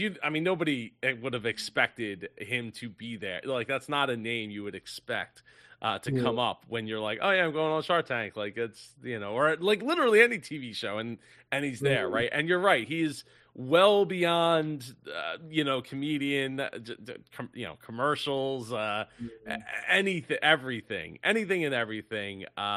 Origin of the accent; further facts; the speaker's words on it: Philadelphia, Pennsylvania, United States; I'm from Philly.